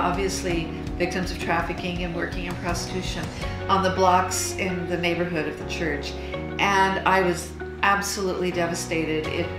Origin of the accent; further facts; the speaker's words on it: Fresno, California, United States; also born or lived in Thailand; right there, here in my hometown